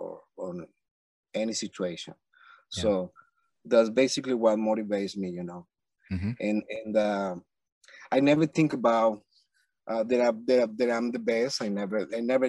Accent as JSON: {"language": "English", "town": "Villa de Cura", "region": "Aragua", "country": "Venezuela", "tie": "born or raised there", "second_language": "English", "moved": "as an adult", "said": "I'm from Venezuela, first of all. And I grew up in a very small town called Villa de Cura."}